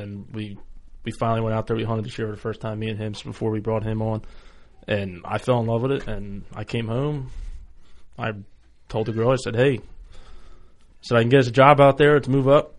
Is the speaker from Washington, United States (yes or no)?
no; Philadelphia, Pennsylvania, United States; moved away as an adult; now in Ohio, United States; I'm actually from Philadelphia, but I just moved to Ohio this month.